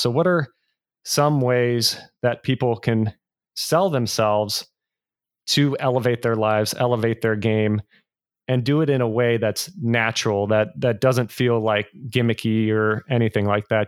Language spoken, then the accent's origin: English; the Bay Area, California, United States; I'm originally from the Bay Area